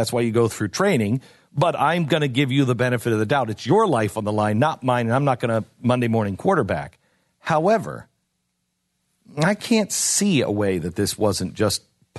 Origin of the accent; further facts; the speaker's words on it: Seattle, Washington, United States; I grew up in Seattle. We didn't have the Klan, or at least the Klan that I knew of.